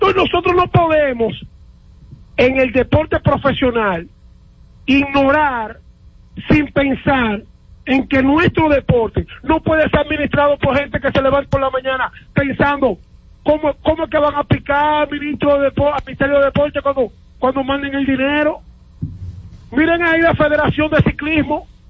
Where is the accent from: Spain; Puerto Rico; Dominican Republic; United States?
Dominican Republic; nosotros nos criaron en República Dominicana